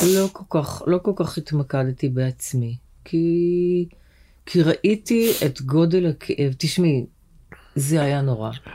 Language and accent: Hebrew; Tel Aviv, Tel Aviv District, Israel; גדלנו בשכונה בשם צהלה